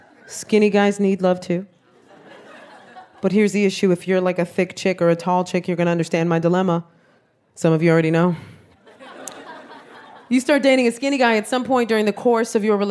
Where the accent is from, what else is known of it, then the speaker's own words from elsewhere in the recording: New York City, New York, United States; I am Puerto Rican from the South Bronx.